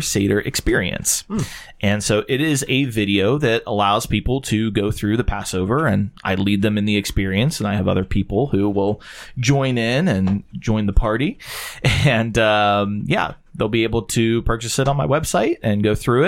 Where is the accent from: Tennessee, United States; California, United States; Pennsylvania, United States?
Pennsylvania, United States; Pittsburgh; also born or lived in Washington, Pennsylvania; Grew up in Pittsburgh, grew up in Washington, Pennsylvania